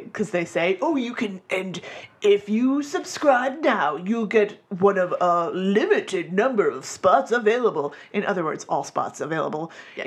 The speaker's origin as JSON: {"language": "English", "region": "Florida", "country": "United States", "said": "I'm from Florida"}